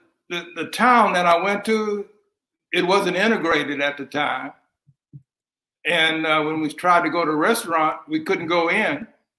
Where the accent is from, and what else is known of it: Louisiana, United States; born there